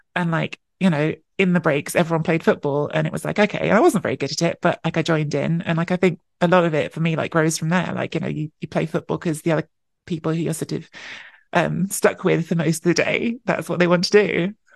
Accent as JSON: {"language": "English", "region": "London", "country": "United Kingdom", "tie": "born or raised there", "said": "I was born and grew up in London."}